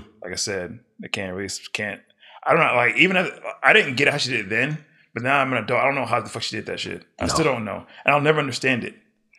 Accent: Houston, Texas, United States; born there; I was born in Houston.

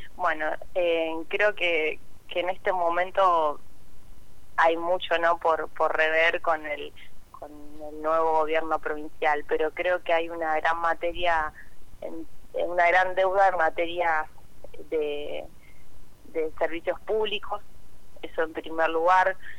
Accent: Santa Fe, Argentina; soy de la ciudad de Santa Fe

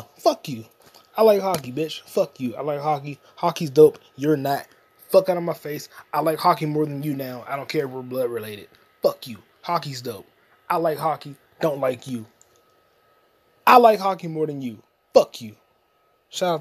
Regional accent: United States; I'm an American

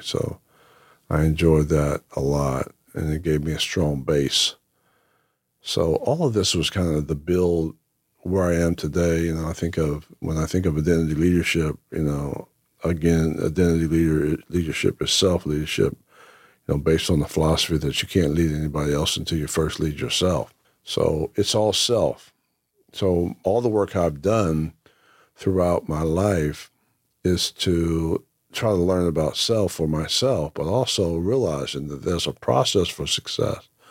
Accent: Whitesboro, New Jersey, United States; also born or lived in Lake Waccamaw, North Carolina; the early, uh, years of growing up in Whitesboro

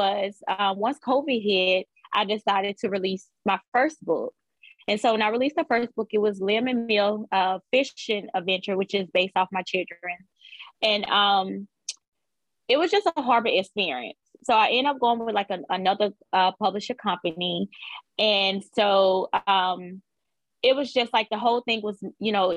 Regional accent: Laurel, Mississippi, United States; I am from Laura, Mississippi.

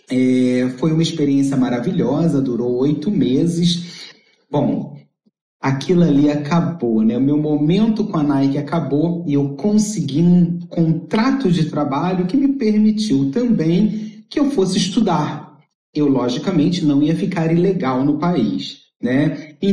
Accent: Brazil; now in Tampa, United States; contribuindo para a educação de outros imigrantes que, como eu

